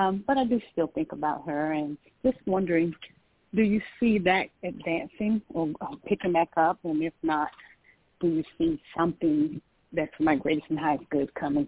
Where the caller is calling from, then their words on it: Georgia, United States; I'm calling from Georgia.